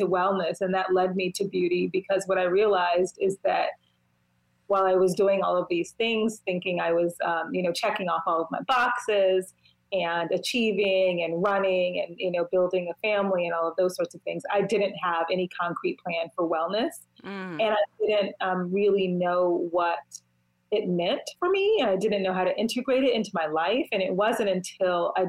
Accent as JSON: {"language": "English", "town": "Washington", "region": "District of Columbia", "country": "United States", "said": "I'm from Washington, D.C."}